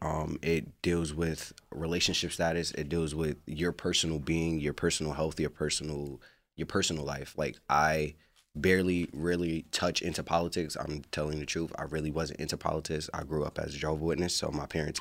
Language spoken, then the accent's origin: English; New York City, New York, United States; moved away as an adult; now in Los Angeles, United States; I am from Queensbridge, New York